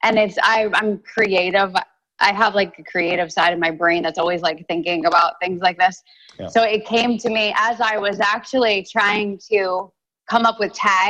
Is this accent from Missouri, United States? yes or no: no; Delaware, United States; moved away; where I'm from Delaware, just over the line.